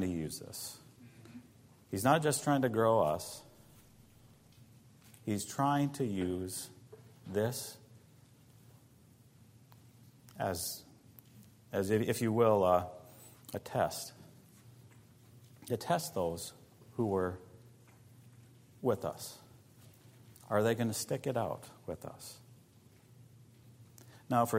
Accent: United States; moved away; As an American

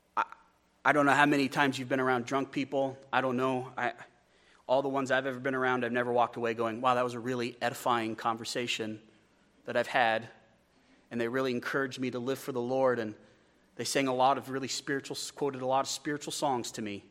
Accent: Wyoming, United States; I'm from Wyoming

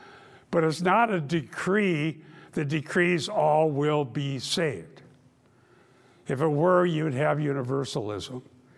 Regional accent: Iowa, United States; And I grew up in Dutch Reformed Northwest Iowa

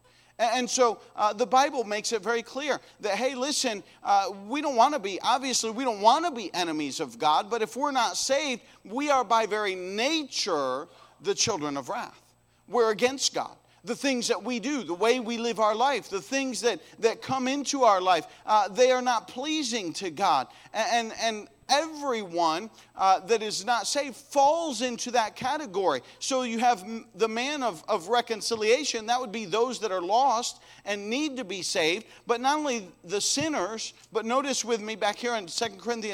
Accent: United States; we come from America, the Christian nation

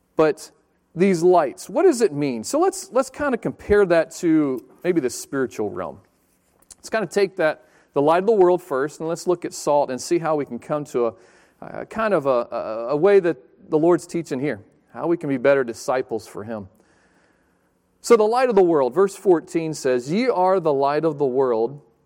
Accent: Chesapeake, Virginia, United States; moved away as an adult; also born or lived in Pensacola, Florida / Fort Pierce, Florida; I grew up in Chesapeake, down in Virginia Beach area.

